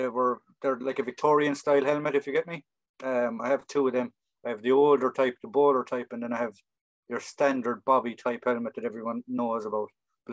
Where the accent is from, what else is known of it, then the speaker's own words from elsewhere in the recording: Ireland; growing up in Ireland at the time in the 80s